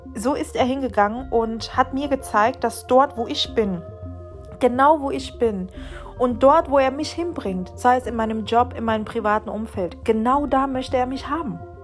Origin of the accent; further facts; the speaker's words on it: Venezuela; now in Germany; in meinem Heimatland in Venezuela